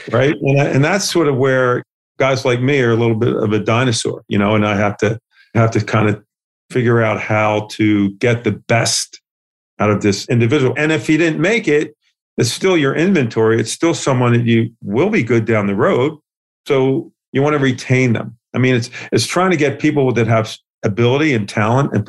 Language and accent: English; Philadelphia, Pennsylvania, United States; I was from West Philadelphia